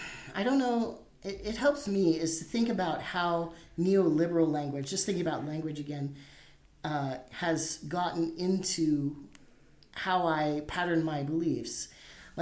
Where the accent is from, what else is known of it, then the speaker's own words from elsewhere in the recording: Alaska, United States; also born or lived in Texas; I grew up in Alaska